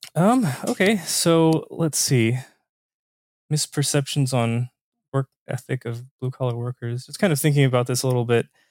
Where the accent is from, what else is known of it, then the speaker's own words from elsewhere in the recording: Southern Indiana, United States; I'm from Southern Indiana myself. So, uh, small town